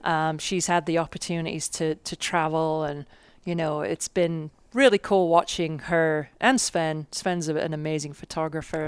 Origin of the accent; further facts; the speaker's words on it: England, United Kingdom; moved away as an adult; now in United States; I'm from England, and I came out when I was twenty-one in nineteen ninety-four.